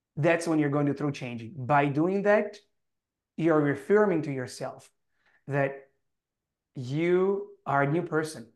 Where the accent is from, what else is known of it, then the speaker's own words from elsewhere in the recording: Italy; accent: heavy Italian; English is a second language; my heavy Italian accent